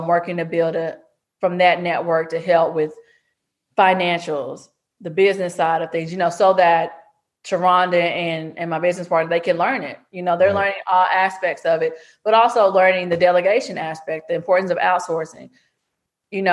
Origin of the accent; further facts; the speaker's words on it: Texas, United States; I'm from Texas